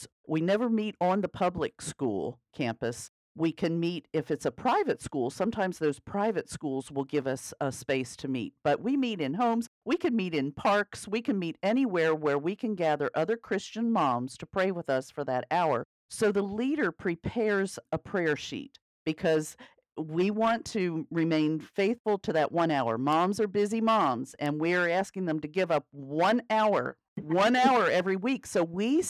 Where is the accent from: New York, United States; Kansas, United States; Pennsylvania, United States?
Pennsylvania, United States; York County; moved away as an adult; also born or lived in Alabama / Mississippi / Connecticut; Ken and I live here in York County, Pennsylvania, which is actually where I was born and raised